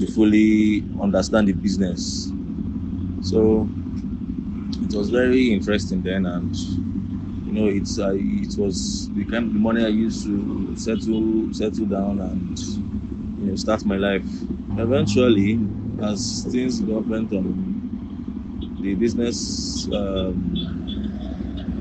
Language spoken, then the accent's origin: English; Ubakala, Abia, Nigeria; I'm from Abia State, Ubakala in Abia State.